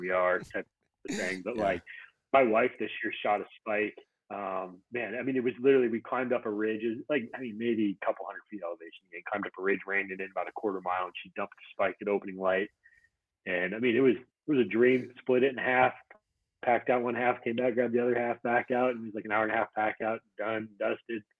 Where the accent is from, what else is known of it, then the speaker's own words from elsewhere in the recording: Montana, United States; now in Utah, United States; I grew up in Montana